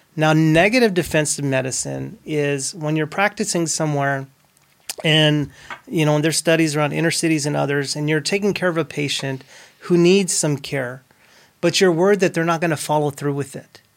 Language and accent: English; Fort Stockton, Texas, United States; also born or lived in Odessa, Texas; I grew up in Fort Stockton, but I was born in Odessa, Texas